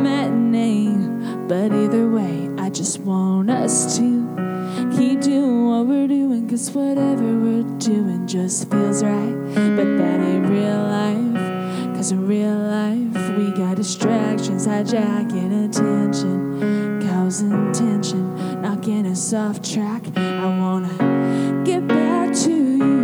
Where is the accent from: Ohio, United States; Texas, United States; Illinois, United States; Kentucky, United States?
Kentucky, United States; moved away as an adult; I'm originally from Kentucky, and I moved down here to write songs and to sing